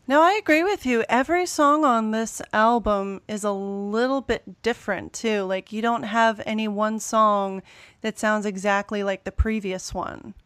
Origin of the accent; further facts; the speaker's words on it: United States; me being an American